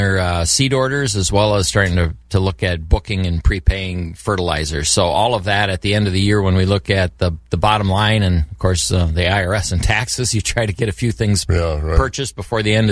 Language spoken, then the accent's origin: English; Tilden, Wisconsin, United States; I'm from Tilden